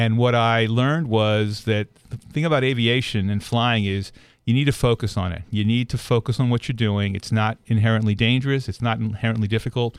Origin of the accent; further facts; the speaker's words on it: outside of Philadelphia, Pennsylvania, United States; moved away as an adult; also born or lived in California; I grew up outside of Philadelphia